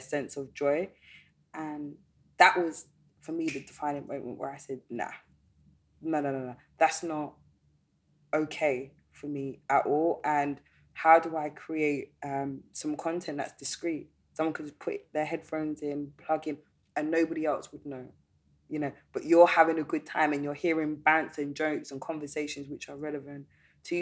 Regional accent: London, United Kingdom; I was born in London and raised in London, and I've never lived in any other city

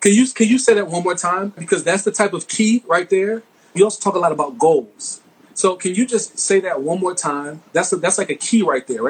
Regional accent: Mount Vernon, United States; my hometown, Mount Vernon

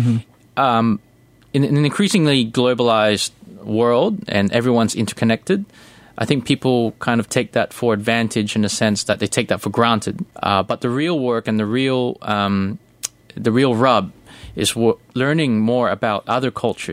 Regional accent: Australia; also born or lived in Manila, Philippines; I was born in Manila, but I grew up mostly in Australia. So I was roughly about 2 years. When I was 2 years old, I moved to Melbourne, Sydney, Melbourne, then Adelaide.

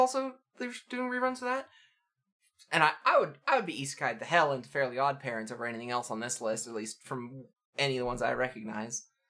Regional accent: Canada; I'm raised Canadian

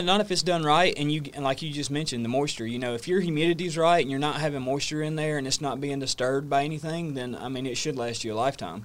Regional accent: North Georgia, United States; moved away as an adult; now in New River Valley, Virginia, United States; born and raised in North Georgia

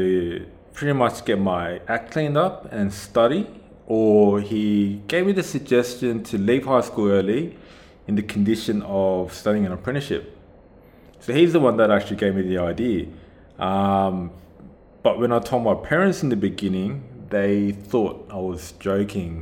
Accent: Australia; also born or lived in South Korea; born and raised in Australia, even though I was raised in Korea for the first 5 to 6 years of my life.

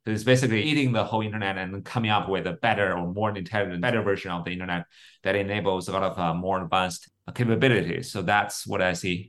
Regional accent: Beijing, China; I was born and raised in, in Beijing

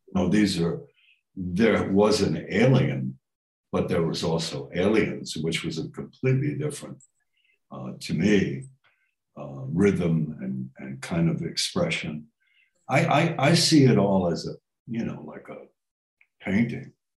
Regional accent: New York, United States; moved away; I came from New York

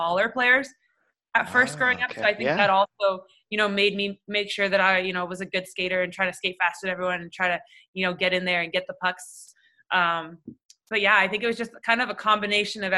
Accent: Toronto, Ontario, Canada; growing up in Toronto

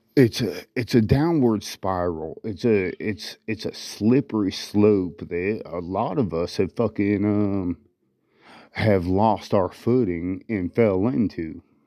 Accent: United States; We are free American citizens

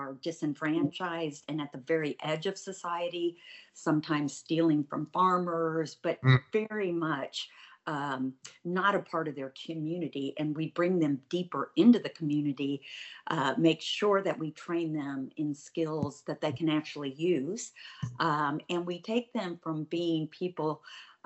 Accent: Midwest, United States; I grew up in the Midwest, very much conservative Christian home

